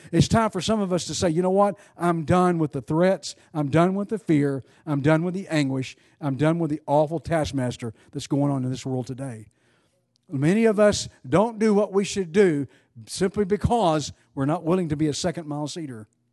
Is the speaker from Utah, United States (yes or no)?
no; East Texas, United States; I grew up in East Texas